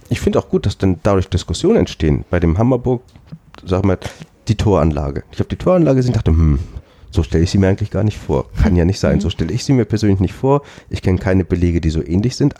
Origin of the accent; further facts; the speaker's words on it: Schleswig-Holstein, Germany; bei uns in Schleswig-Holstein